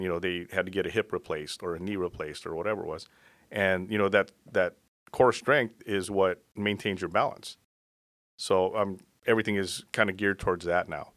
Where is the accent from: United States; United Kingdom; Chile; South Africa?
United States; South Bay, California; also born or lived in Florida; I basically grew up here in the South Bay.